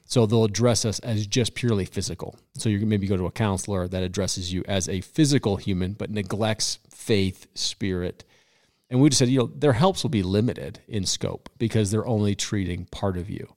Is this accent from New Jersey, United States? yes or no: no; Colorado, United States; I am born and raised in Colorado